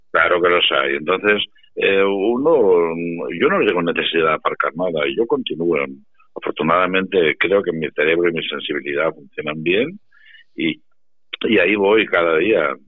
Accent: Valdepeñas, Castilla-La Mancha, Spain; yo ahora vivo en mi pueblo, y vienen a verme gente de Madrid, que están en las playas, y, ah, aprovechan para venir a saludarme y demás. Y yo se lo digo, mm, ¿a qué bar vamos a ir a tomar un vino si no, no estamos en Valdepeñas?

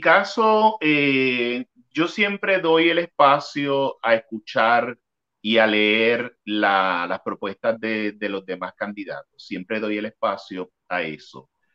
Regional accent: Puerto Rico; mi pueblo

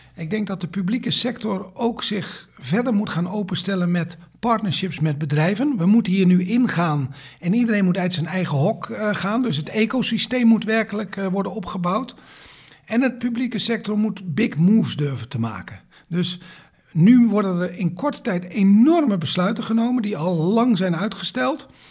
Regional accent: Netherlands; wij als Nederlanders

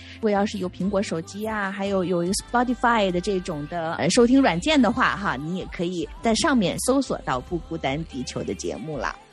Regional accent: China; 我们中国人确实是太在意面子上的东西了

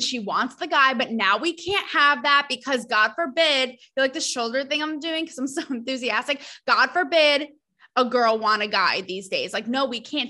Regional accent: New England, United States; I am from New England

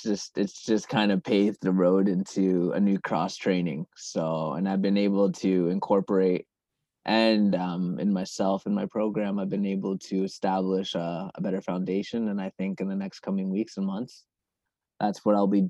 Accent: Canada; also born or lived in Zimbabwe; I grew up mostly in Canada

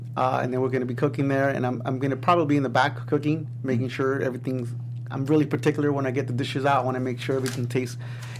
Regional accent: Los Angeles, California, United States; also born or lived in Eagle Rock; I was born and raised in Highland Park.

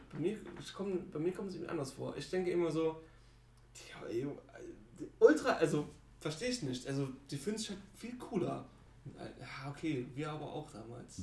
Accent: Germany; wir sind Deutsche

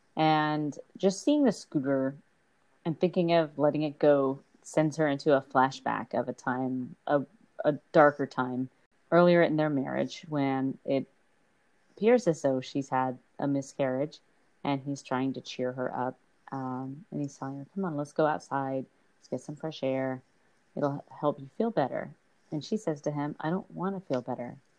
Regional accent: Texas, United States; growing up in Texas where hardly anything moved

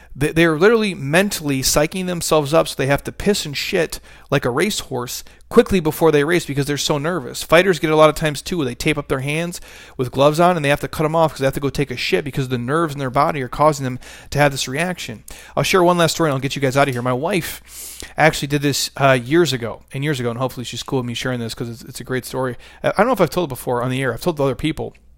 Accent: United States; I was born in America

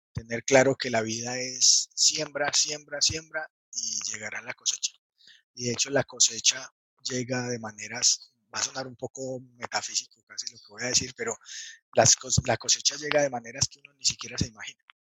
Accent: Manizales, Caldas, Colombia; de Colombia, nací en una ciudad pequeña de Colombia que se llama Manizales

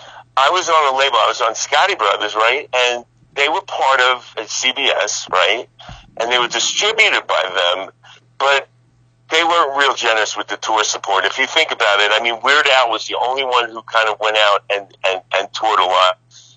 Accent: New Jersey, United States; moved away as an adult; also born or lived in New York; now in Los Angeles, United States; I mean, yeah, I'm a New Yorker and Jersey guy at heart, but I still, you know, LA's, you know, it's where I live.

